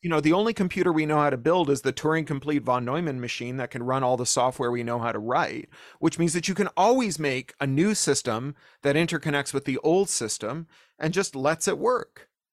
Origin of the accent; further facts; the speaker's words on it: Toronto, Ontario, Canada; when we were teenagers growing up in Toronto